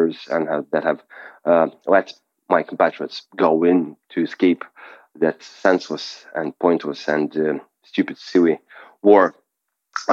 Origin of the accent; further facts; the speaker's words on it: Russia; English is a second language; moved away as an adult; now in Lithuania; our country and of our nation